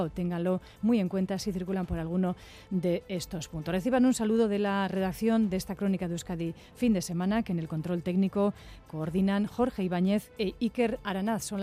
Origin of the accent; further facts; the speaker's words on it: Colombia; la primera vez que vemos la nieve, venimos de Colombia, entonces venimos a conocer y no, espectacular.